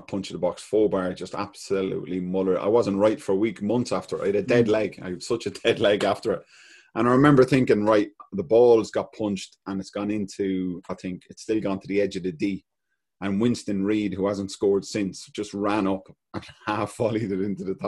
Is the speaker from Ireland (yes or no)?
yes; Ireland; being a Celtic fan and being an Irish boy